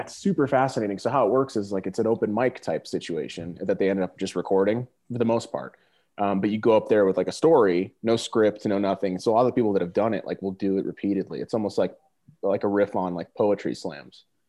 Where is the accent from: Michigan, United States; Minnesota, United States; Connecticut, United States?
Connecticut, United States; Simsbury; moved away as an adult; also born or lived in Kansas; I uh, grew up in a little town on the East Coast called Simsbury, uh, right in the middle of Connecticut.